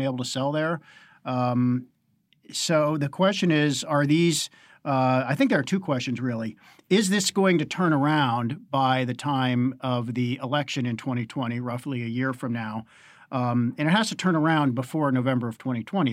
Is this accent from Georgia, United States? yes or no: no; Pittsburgh, Pennsylvania, United States; my hometown, Pittsburgh